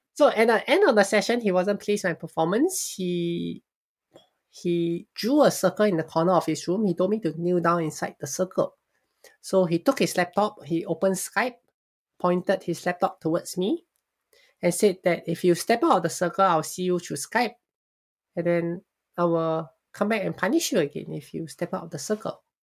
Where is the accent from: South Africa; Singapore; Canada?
Singapore; I was born and raised in Singapore.